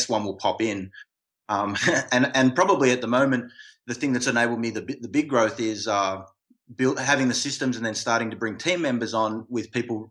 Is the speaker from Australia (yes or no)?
yes; Australia; now in United States; that's my home country and I've got some people back there